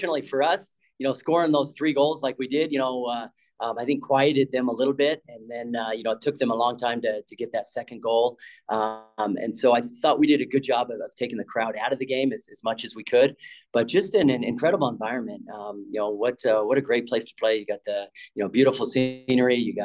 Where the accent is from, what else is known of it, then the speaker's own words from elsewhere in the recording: Colorado, United States; moved away as an adult; also born or lived in Washington; now in Alabama, United States; growing up in Colorado